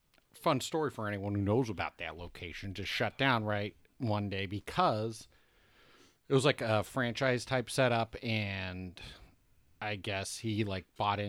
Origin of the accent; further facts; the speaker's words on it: Boise, Idaho, United States; I'm from Boise.